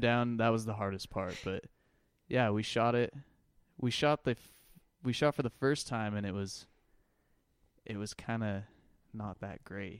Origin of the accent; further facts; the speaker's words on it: Lehi, Utah, United States; I'm from Lehigh, grew up in Lehigh